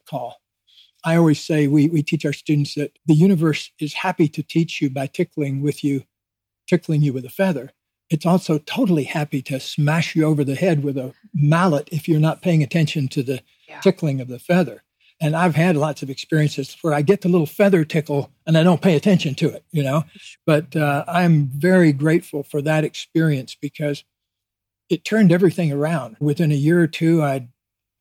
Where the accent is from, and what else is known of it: Deep South, United States; born or raised there